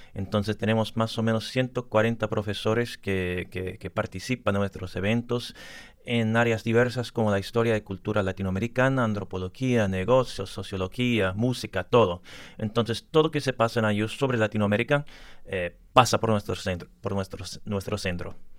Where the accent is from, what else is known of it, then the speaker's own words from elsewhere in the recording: Louisiana, United States; Spanish is a second language; moved away as an adult; also born or lived in Bolivia; now in Bloomington, United States; soy de Luisiana, una familia del sur de, los Estados Unidos